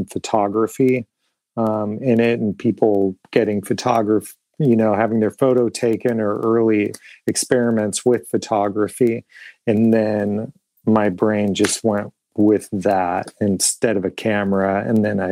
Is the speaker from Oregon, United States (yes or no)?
yes; Portland, Oregon, United States; moved away as an adult; now in Fort Wayne, United States; I'm originally from Portland, Oregon